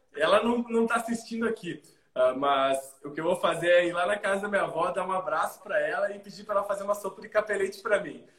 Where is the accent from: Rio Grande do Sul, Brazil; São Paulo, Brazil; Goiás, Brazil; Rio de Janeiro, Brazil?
Rio Grande do Sul, Brazil; also born or lived in Argentina; pessoa que sempre vivenciou as coisas aqui do, do Rio Grande do Sul.